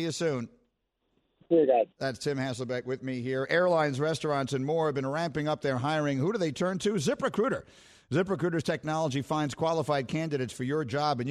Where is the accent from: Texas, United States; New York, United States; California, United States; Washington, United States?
New York, United States; I'm from New York